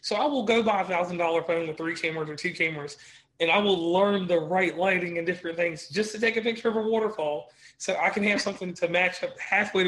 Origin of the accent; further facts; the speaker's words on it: Rustburg, Virginia, United States; we come from Rustburg. Mm-hmm. Rustburg is very diverse. Cause I come from the Calendar Mountain side of things, which I didn't know growing up